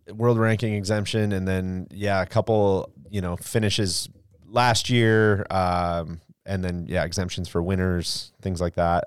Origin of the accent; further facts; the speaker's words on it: Jacksonville, Florida, United States; my hometown